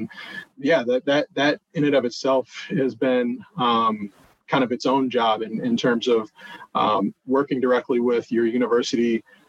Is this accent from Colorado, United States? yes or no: no; Ann Arbor, Michigan, United States; also born or lived in Detroit / Columbus, Ohio; You know, I'm a Midwest guy. So that's actually what led me to Northwestern. You know, I was born in Detroit, raised there for part of my life, raised in Ann Arbor, Michigan, for part of my life